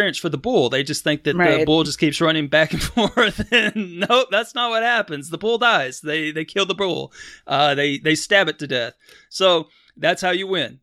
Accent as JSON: {"language": "English", "region": "Texas", "country": "United States", "tie": "born or raised there", "said": "I grew up in Texas"}